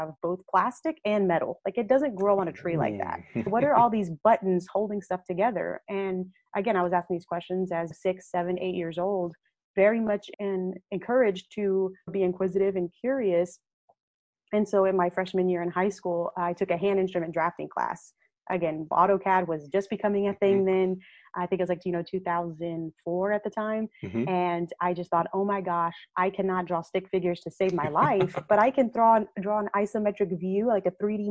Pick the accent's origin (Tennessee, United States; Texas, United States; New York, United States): Texas, United States; Victoria; growing up in Victoria was that surrounding of saying, you're just a little brown girl